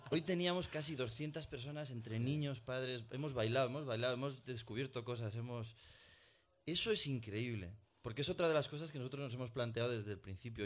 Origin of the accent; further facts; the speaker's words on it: Burgos, Castile and León, Spain; Dos mendas de Burgos